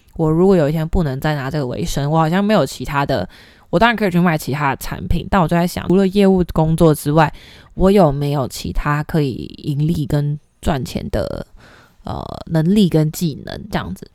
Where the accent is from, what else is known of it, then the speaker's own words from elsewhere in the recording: Taipei, Taiwan; also born or lived in Yilan; 我是算是北部长大的小孩，我是嗯。宜兰出生，然后台北长大